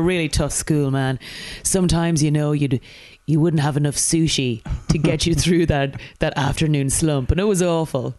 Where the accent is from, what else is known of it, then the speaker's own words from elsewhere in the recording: Kildare, Leinster, Ireland; moved away as an adult; also born or lived in Dublin, Ireland; now in London, United Kingdom; I moved from Kildare to Dublin to go to university and then from Dublin to London.